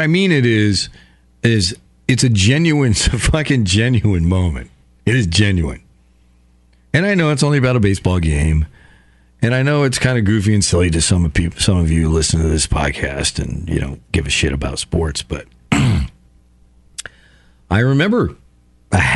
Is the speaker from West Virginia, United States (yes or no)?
no; Somers, Connecticut, United States; I grew up in Somers, Connecticut, small town.